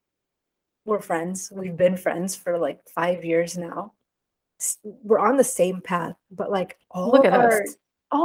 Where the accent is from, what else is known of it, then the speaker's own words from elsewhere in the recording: Houston, Texas, United States; I'm from Houston, where we'd have the rodeo every year